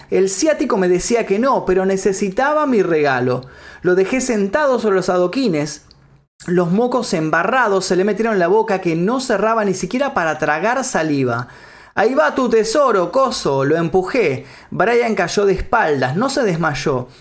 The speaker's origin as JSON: {"language": "Spanish", "country": "Argentina", "tie": "born or raised there", "said": "Yo también nací en Argentina. También nací acá en Argentina"}